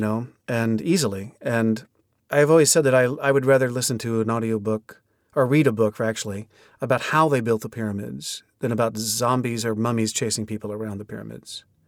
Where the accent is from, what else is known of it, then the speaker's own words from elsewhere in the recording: Oklahoma City, Oklahoma, United States; born and raised in Oklahoma City, Oklahoma